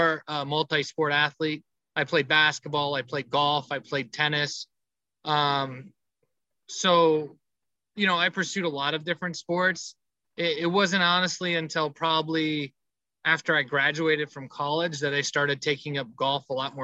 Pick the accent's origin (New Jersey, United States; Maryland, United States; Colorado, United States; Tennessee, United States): Colorado, United States; Colorado Springs; moved away as an adult; also born or lived in Japan / New York / Jackson, Mississippi; now in La Verne, United States; My hometown is Colorado Springs, Colorado. That's where I was born and raised.